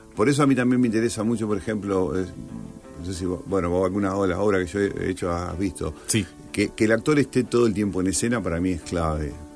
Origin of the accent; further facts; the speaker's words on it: Villa Constitución, Santa Fe, Argentina; moved away as an adult; now in Rosario, Argentina; Nací en Villa Constitución y viví en Villa hasta los 19 años